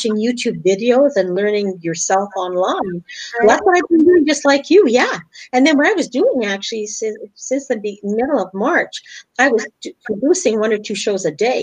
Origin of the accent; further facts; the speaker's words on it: Winnipeg, Manitoba, Canada; first language English; moved away as an adult; also born or lived in Europe; I was born and raised in Canada, Winnipeg.